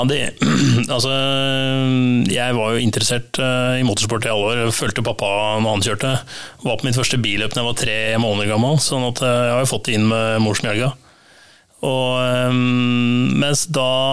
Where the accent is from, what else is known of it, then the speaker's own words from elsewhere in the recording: Lørenskog, Akershus, Norway; jeg er fra Lørenskog